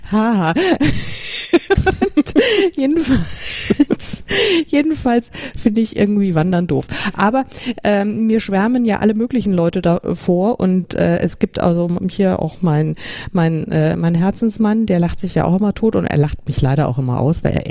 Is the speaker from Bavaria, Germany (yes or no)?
yes; Bavaria, Germany; vielleicht liegt es an meiner Kindheit in den 70er Jahren und ich ich komme ja aus Bayern